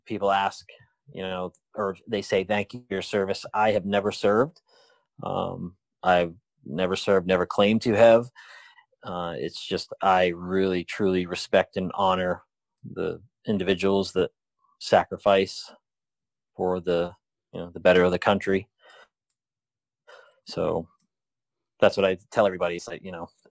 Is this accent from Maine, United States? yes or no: yes; Maine, United States; moved away; I'm from Maine